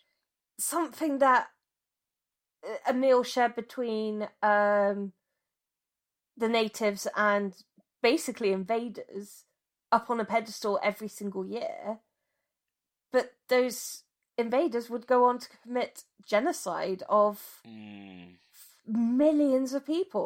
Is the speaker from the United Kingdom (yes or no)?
yes; United Kingdom; as a white British person myself, my nation, the place I was born